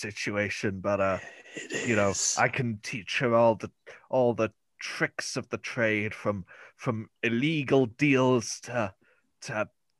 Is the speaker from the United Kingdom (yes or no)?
yes; England, United Kingdom; I'm sorry. I'm English.